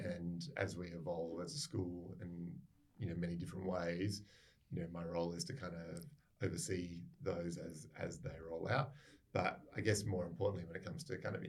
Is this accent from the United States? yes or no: no; Adelaide, South Australia, Australia; moved away as an adult; also born or lived in Brisbane / Sydney; now in Perth, Australia; I'm from Adelaide originally